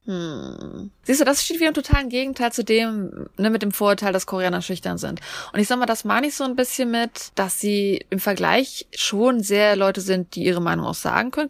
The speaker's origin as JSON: {"language": "German", "country": "Germany", "said": "Als Deutscher"}